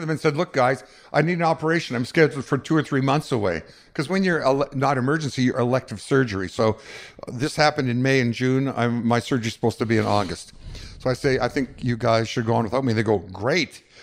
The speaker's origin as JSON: {"language": "English", "town": "Winnipeg", "region": "Manitoba", "country": "Canada", "tie": "born or raised there", "said": "growing up in Winnipeg, after the war"}